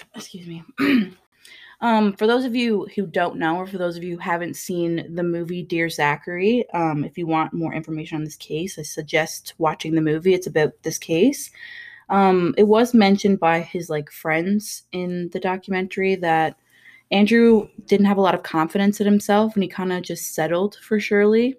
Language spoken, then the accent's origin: English; Wabush, Newfoundland and Labrador, Canada; I'm from Wabush